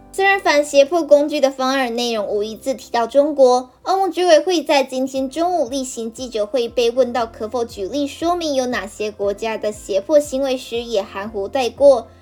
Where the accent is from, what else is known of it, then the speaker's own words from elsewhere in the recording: Lukang, Changhua County, Taiwan; moved away; 我的家乡呢是在鹿港